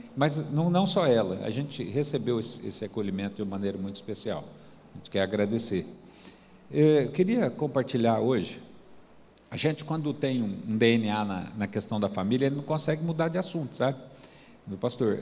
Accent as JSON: {"language": "Portuguese", "region": "Goiás", "country": "Brazil", "lives_now": "Caldas Novas, Brazil", "said": "Mas eu sou goiano, né? E lá em Goiás a gente é meio à vontade mesmo"}